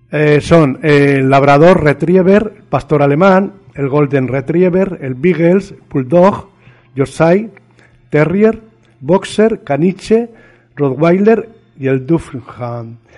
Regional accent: La Serena, Coquimbo, Chile; now in Spain; es de mi pueblo, de la provincia de Coquimbo, en La Serena, Chile.

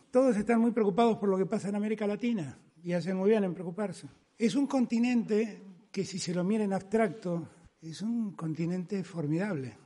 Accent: Argentina; mi pueblo, la Argentina

